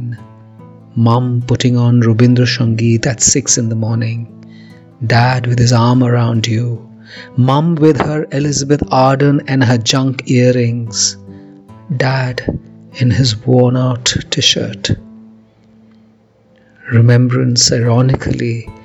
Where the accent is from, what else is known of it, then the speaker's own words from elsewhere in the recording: India; I'm a poet from India.